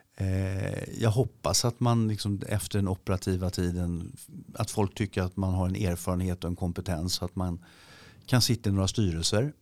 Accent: Sweden; vi svenskar

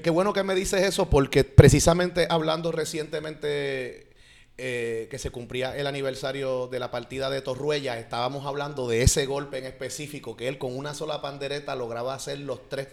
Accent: San Juan, Puerto Rico; soy plenero y soy de Santurce

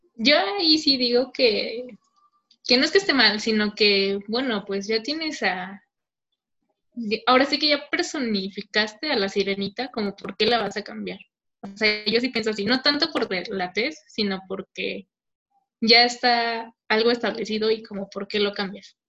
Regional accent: Mexico

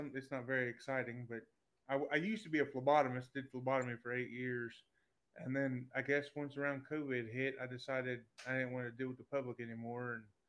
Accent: Lexington, Kentucky, United States; now in Nicholasville, United States; Born and raised here in Lexington. Always. I mean, I currently live in Nicholasville, but, you know, born and raised in Lexington. I just moved out there probably about 4 or 5 years ago now.

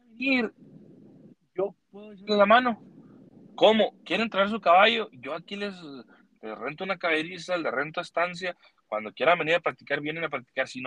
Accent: Mexico; now in United States; nací en Estados Unidos, pero yo soy mexicano y me, me encanta

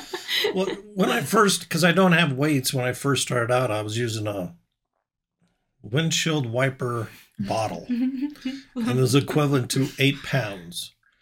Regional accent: Nebraska, United States; now in Arkansas, United States

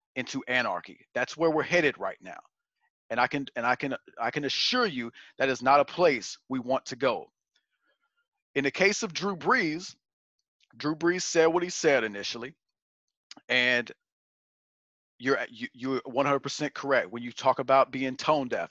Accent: Virginia, United States; my father was a deputy sheriff for 10 years in, uh, in my hometown of Virginia

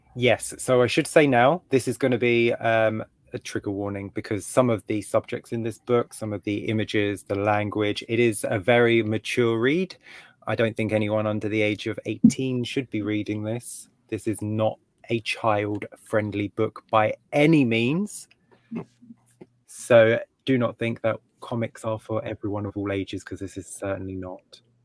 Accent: England, United Kingdom; as an English reader

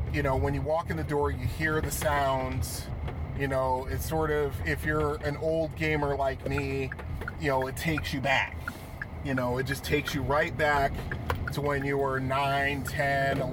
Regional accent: Connecticut, United States; growing up in Connecticut

